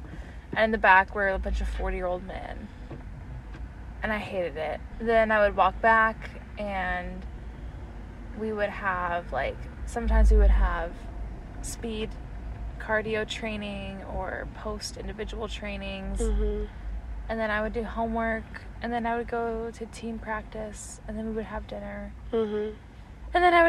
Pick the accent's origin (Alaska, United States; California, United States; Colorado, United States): Colorado, United States; Colorado Springs; Yeah, like, what if we're both from Springs?